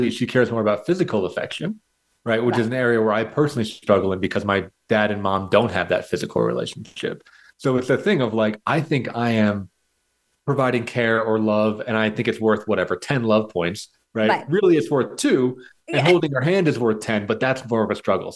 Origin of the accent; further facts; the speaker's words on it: United States; as a white, straight white man growing up in America